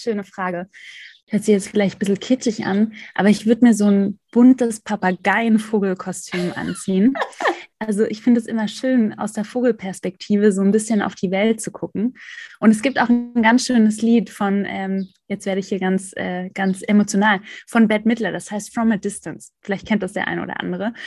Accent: Black Forest / Swabian Jura, Baden-Württemberg, Germany; Ich bin im Schwarzwald beziehungsweise auf der Schwäbischen Alb aufgewachsen

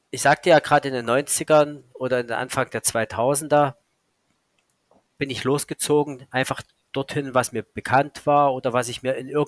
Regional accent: Saxony, Germany; Ich war damals in der Dresdner Gegend, weil es halt meine Heimat ist

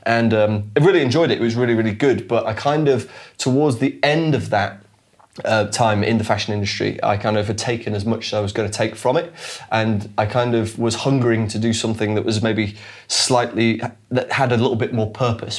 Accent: Sheffield, Yorkshire and the Humber, United Kingdom; now in London, United Kingdom; we're both from um, a town or a city in the north of England called Sheffield.

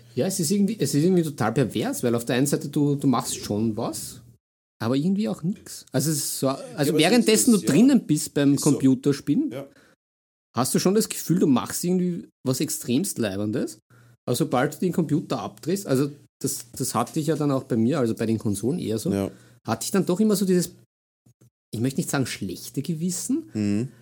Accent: Vienna, Austria; bin ja Wiener durch und durch

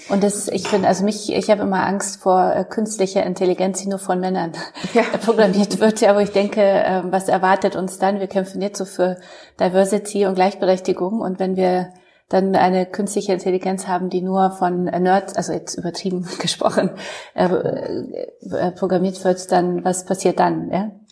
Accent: Poland; now in Germany; ich komme aus Polen

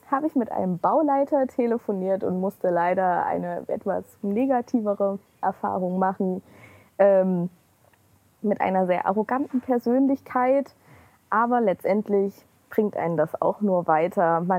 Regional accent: Leipzig, Saxony, Germany; ich komme auch aus Leipzig

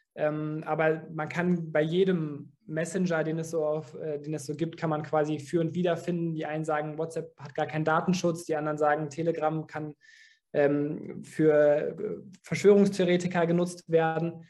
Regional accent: Dortmund, North Rhine-Westphalia, Germany; wir sind alle in Dortmund geboren, wir sind hier aufgewachsen

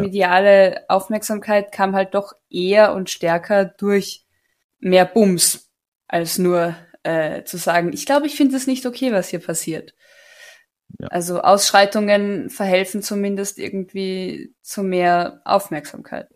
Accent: Carinthia, Austria; moved away; als Kärntnerin

